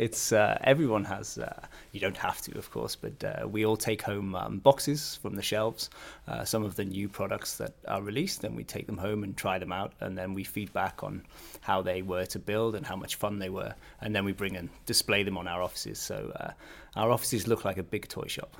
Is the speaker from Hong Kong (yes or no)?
no; the north of England, United Kingdom; moved away as an adult; now in Billund, Denmark; I come from a, a small town in northern England